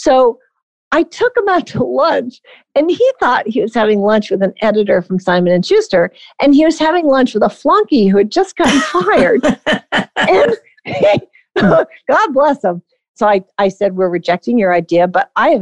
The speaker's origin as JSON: {"language": "English", "town": "Boston", "region": "Massachusetts", "country": "United States", "tie": "born or raised there", "also_born_or_lived": "New York City / North Adams, Massachusetts", "moved": "as an adult", "said": "I grew up in Boston and the eastern part of the Massachusetts"}